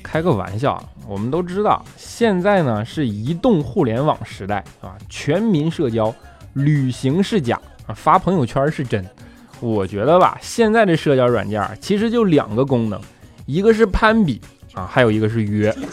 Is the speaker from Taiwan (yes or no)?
no; Northeast China, China; 东北那嘎咱都用方言拜是不是？